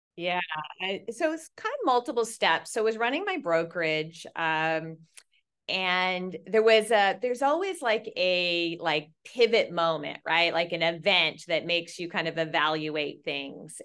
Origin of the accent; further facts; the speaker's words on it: Nova Scotia, Canada; moved away as an adult; also born or lived in Toronto, Ontario; now in Newport Beach, United States; I was originally, uh, born and raised in Nova Scotia, Canada